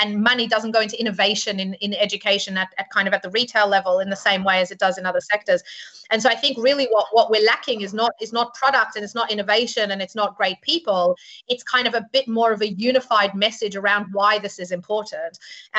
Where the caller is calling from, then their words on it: London, United Kingdom; Certainly London, and I am speaking from London, but the UK is very known for financial services.